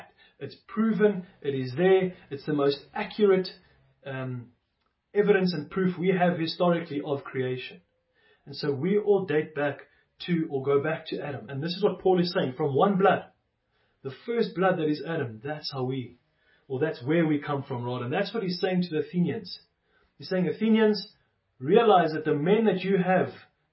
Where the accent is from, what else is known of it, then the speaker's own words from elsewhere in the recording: South Africa; I was born in South Africa, as many of us were